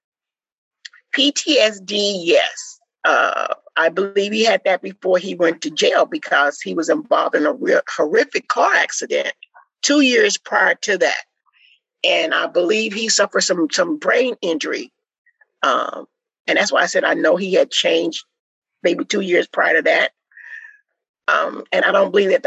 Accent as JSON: {"language": "English", "region": "Midwest", "country": "United States", "tie": "born or raised there", "moved": "yes", "said": "we was raised in the Midwest"}